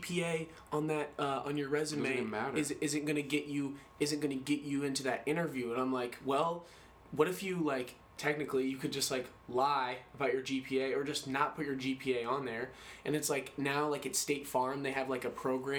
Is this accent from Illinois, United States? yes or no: yes; St. Joseph, Illinois, United States; I'm from St. Joe, Illinois.